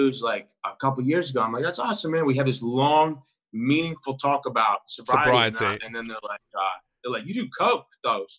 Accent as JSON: {"language": "English", "area": "North Carolina", "region": "the South", "country": "United States", "also_born_or_lived": "New York", "moved": "as an adult", "said": "I'm from the South"}